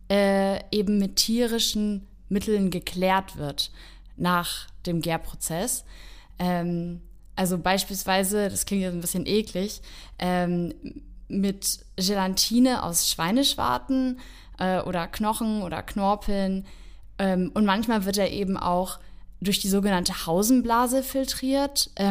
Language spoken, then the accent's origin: German; Beer Franconia, Bavaria, Germany; ich komme tatsächlich aus Bierfranken, aber auch bei uns gibt es sehr viele Weinfeste.